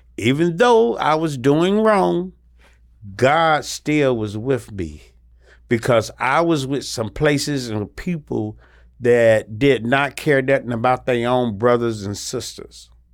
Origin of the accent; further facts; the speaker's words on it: Salisbury, North Carolina, United States; I'm from Salisbury, North Carolina